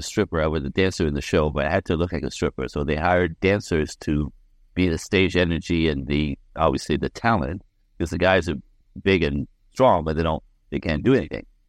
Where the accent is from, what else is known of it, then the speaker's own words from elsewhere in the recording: Quebec City, Quebec, Canada; I'm French Canadian. I was born in Quebec City in a snowbank